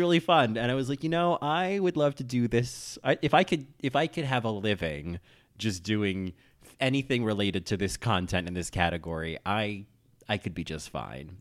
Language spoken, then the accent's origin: English; New Jersey, United States; I grew up in New Jersey